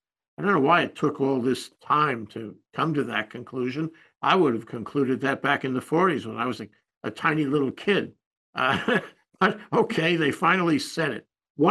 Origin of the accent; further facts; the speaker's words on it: New York, United States; when I was a kid, you know, growing up in New York in the late 40s